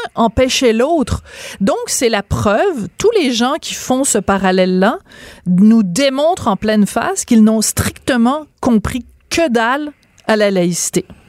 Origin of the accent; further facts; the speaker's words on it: Bordeaux, Nouvelle-Aquitaine, France; je suis né à Bordeaux et c'est là que j'ai été baptisée